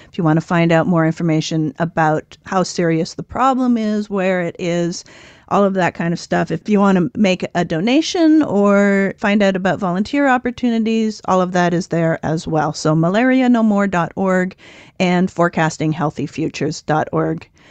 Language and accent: English; Ontario, Canada; also born or lived in southern Nevada; now in Nevada, United States; So I grew up in Ontario, Canada